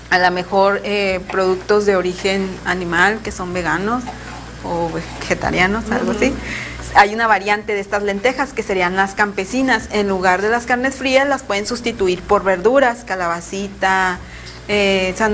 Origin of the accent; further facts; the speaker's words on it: Colima, Mexico; Bueno, yo soy originaria de Colima